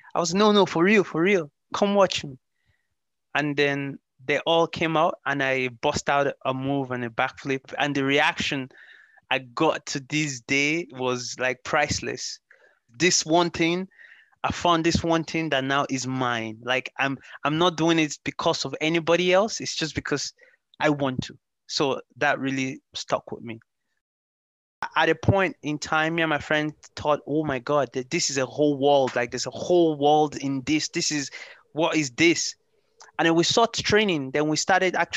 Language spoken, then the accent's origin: English; Ireland; also born or lived in Lagos, Nigeria / Limerick, Ireland; I am originally born in the ex-capital city of Nigeria, Lagos, and I grew up in Europe, more specifically in Ireland. I am based in Limerick City